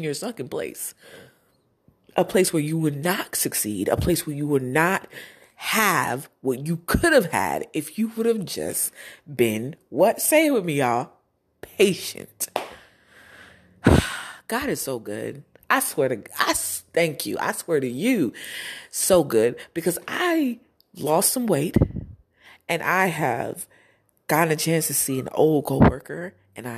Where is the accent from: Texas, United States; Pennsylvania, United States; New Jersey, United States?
New Jersey, United States; I'm from Jersey